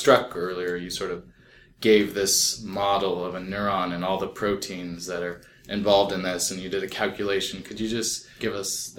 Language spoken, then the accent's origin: English; Orange County, California, United States; I'm from Orange County.